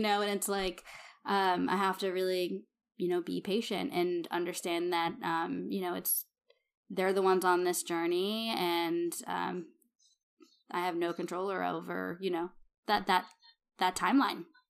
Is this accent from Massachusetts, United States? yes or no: yes; Massachusetts, United States; moved away; I'm from Massachusetts